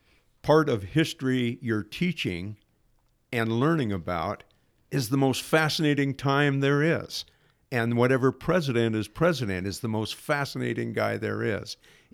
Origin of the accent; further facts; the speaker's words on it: Portland, Oregon, United States; also born or lived in Astoria; I was born in Portland, Oregon at St. Vincent's Hospital when it was downtown Portland, 1951 in Portland, where I grew up until the middle of my freshman year in high school when the family moved to a farm outside of Astoria.